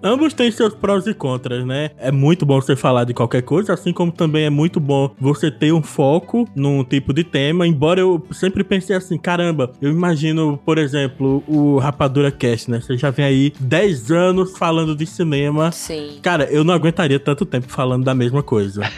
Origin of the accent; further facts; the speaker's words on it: Olinda, Pernambuco, Brazil; eu sou de Olinda, Pernambuco